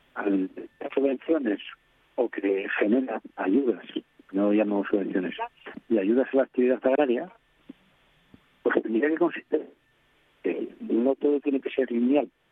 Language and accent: Spanish; a council neighbouring Salas, Asturias, Spain; Marca, que es de donde soy yo